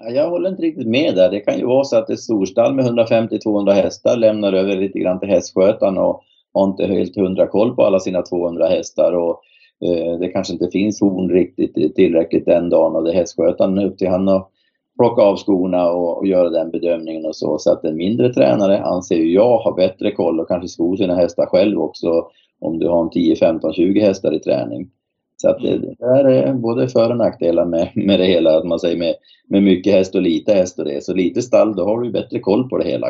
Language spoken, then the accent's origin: Swedish; Boden, Norrbotten County, Sweden; moved away; Jag kommer själv från Boden